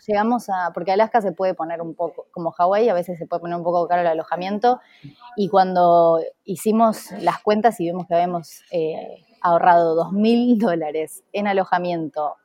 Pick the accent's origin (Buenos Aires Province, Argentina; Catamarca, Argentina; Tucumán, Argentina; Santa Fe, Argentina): Buenos Aires Province, Argentina; Junín; moved away; soy de Junín